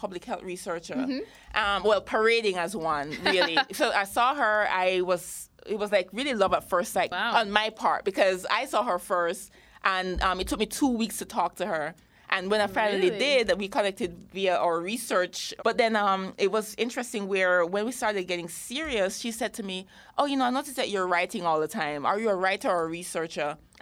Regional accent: Jamaica; moved away; I'm Jamaican

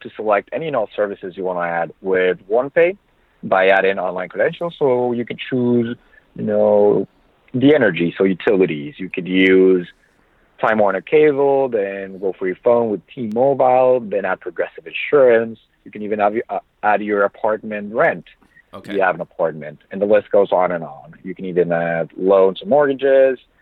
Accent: Monterrey, Nuevo León, Mexico; English is a second language; moved away as an adult; now in United States; I was born originally in Monterrey, Mexico, so that's basically three hours south from Laredo

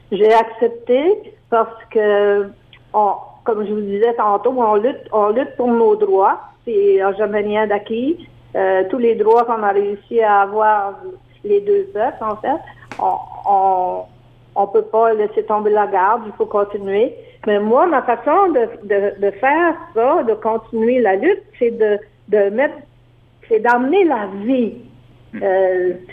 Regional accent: Acadian Peninsula, New Brunswick, Canada; Les Acadiens sont encore ciblés parce qu'à chaque année, il y a tout le temps des, euh, des orangistes qu'on appelle chez nous au

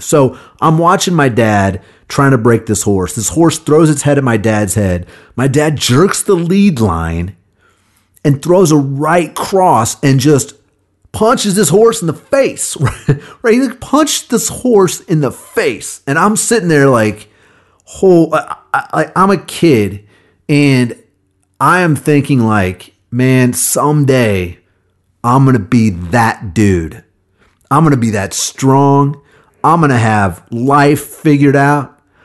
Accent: Kansas City, United States; moved away as an adult; also born or lived in Nashville, Tennessee; I came back to Kansas City, my hometown

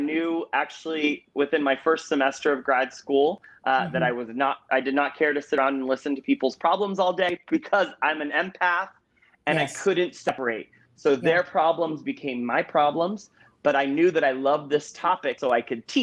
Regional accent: Orlando, Florida, United States; I was born in Orlando, Florida

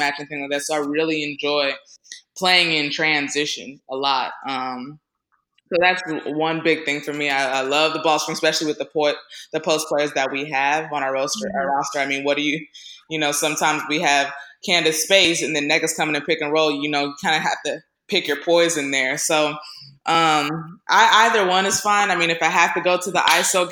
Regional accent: Northern California, United States; I grew up in Northern California

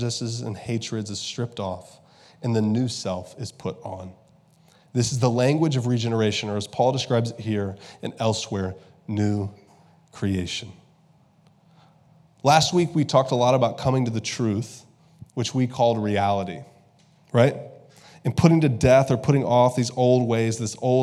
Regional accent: United States; I love being an American

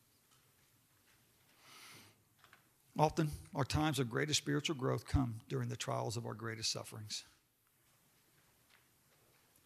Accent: Hot Springs, Arkansas, United States; I was growing up in Hot Springs, Arkansas

